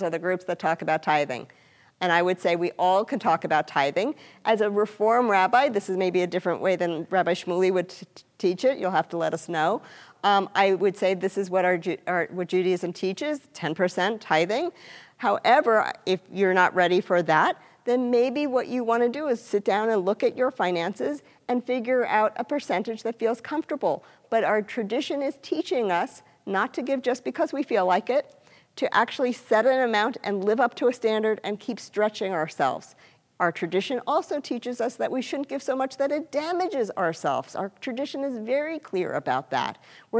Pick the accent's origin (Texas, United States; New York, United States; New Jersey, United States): New York, United States; I'm from New York